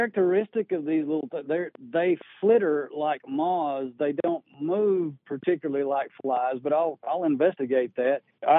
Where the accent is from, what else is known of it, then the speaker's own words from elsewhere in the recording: Texas, United States; I came here from West Texas, the Midland-Odessa area, and it was quite dry.